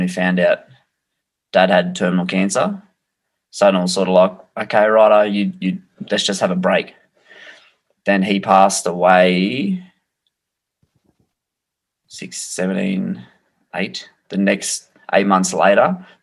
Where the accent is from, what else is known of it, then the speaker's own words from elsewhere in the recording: Australia; the Australian title fight in my hometown